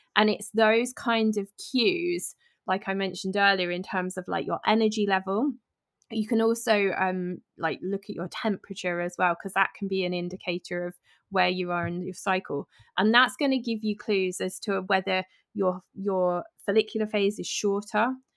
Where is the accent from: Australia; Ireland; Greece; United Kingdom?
United Kingdom; I'm British